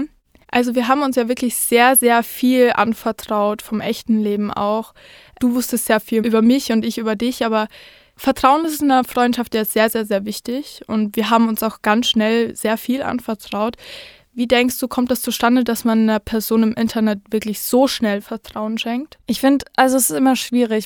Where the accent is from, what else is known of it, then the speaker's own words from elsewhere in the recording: near the Europa-Park, Baden-Württemberg, Germany; ich komme ganz aus der Nähe vom Europapark